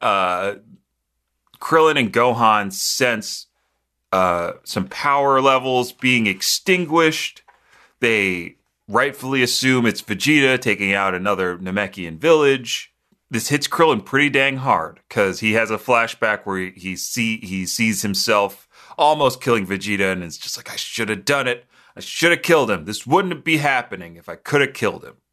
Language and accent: English; United States; being an American